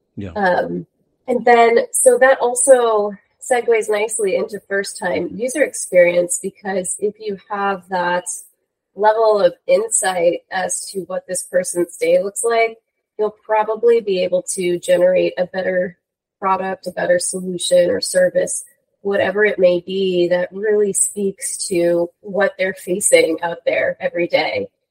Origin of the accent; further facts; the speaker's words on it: New York, United States; moved away as an adult; also born or lived in Los Angeles, California; born and raised in New York, and then I had the wonderful opportunity to come out to the West Coast of the US for school